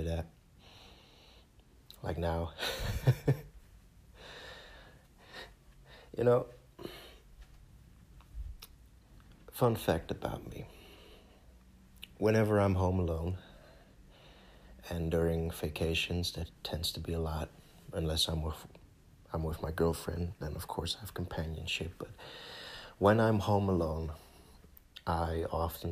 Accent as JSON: {"language": "English", "country": "Netherlands", "first_language": "Dutch", "second_language": "English", "said": "my home country"}